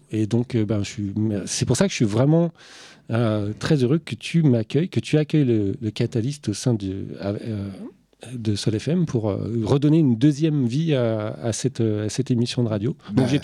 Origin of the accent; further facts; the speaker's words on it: France; also born or lived in Moncton, New Brunswick, Canada; je suis français